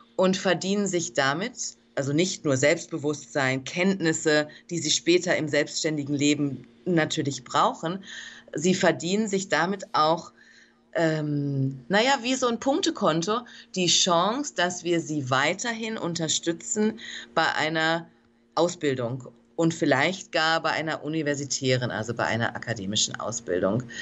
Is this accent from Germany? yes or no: yes; Germany; moved away as an adult; now in Dominican Republic; ich bin Deutsche, ich bin aus Deutschland entsandt worden von der NPH Kinderhilfe